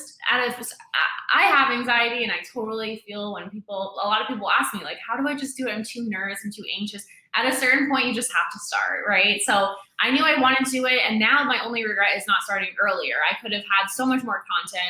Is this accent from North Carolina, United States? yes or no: no; New York, United States; moved away as an adult; also born or lived in Dominican Republic; I'm from New York. I was working in Manhattan